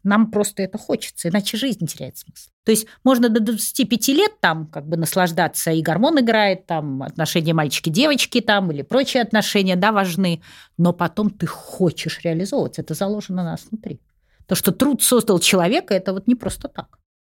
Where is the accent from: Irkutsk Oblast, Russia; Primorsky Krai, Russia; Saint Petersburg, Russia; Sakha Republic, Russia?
Saint Petersburg, Russia; moved away as an adult; now in Moscow, Russia; Я же из Питера сама. Угу. Я перебралась сюда, вот мне было около 30 лет.